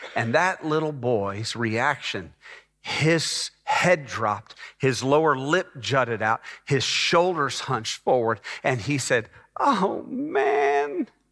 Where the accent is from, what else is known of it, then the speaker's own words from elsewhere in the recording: Dallas, Texas, United States; moved away as an adult; also born or lived in North Atlanta, Georgia; now in Texas, United States; my wife and I moved from Dallas, Texas, where I had grown up in the Dallas area.